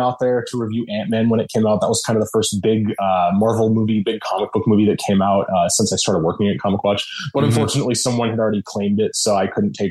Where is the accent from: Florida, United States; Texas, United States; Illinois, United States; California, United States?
California, United States; Sacramento; also born or lived in San Francisco, United States; now in San Diego, United States; I grew up in Sacramento, the Sacramento area